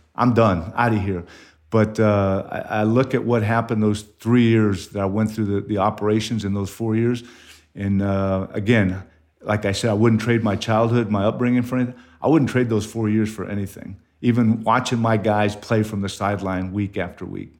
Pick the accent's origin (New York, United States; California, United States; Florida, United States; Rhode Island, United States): California, United States; Ontario; moved away as an adult; now in Mason, United States; I grew up in Southern California, where there was a lot of asphalt, a lot of concrete, uh, not a whole lot of grass in your yard, uh, Ontario, California.